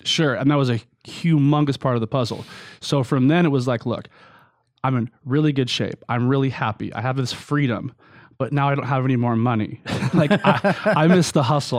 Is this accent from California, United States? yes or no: yes; Long Beach, California, United States; I was raised in Long Beach, California.